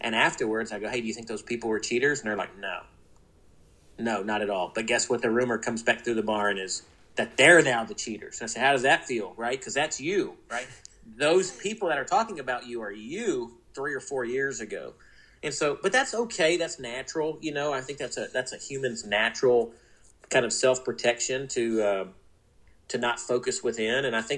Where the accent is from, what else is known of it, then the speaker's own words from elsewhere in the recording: New Orleans, Louisiana, United States; So I grew up in New Orleans. My dad trained racehorses.